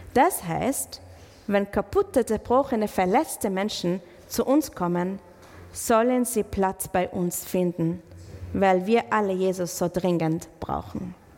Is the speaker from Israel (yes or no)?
yes; Israel; German is a second language; now in Germany; ich komme aus Israel